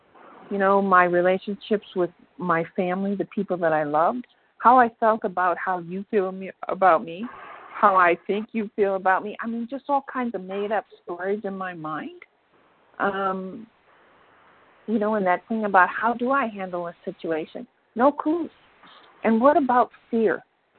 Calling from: Minnesota, United States; I'm calling from Minnesota

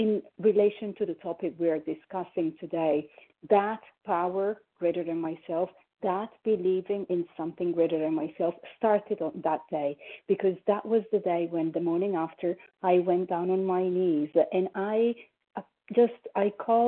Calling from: Paris, Île-de-France, France; I am calling from Paris, France.

